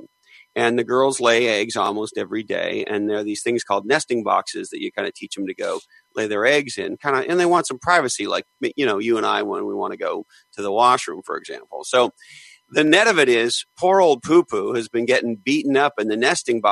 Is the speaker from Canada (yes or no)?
yes; Eastern Canada, Canada; I grew up in Eastern Canada.